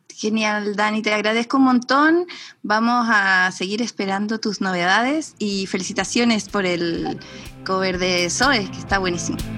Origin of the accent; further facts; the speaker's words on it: Mexico; now in Chile; yo crecí en México y ah. luego eh, me vine a Chile